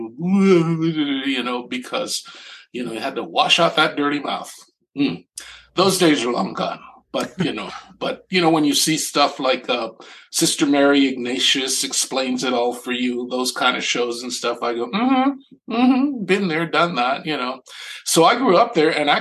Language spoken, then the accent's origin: English; Panama; now in United States; I'm not from this country. I grew up in Panama.